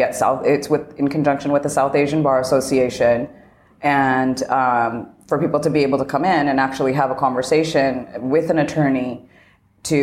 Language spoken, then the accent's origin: English; Canada; moved away as an adult; now in United States; I am originally Canadian, but I had my own immigration process when I was coming here.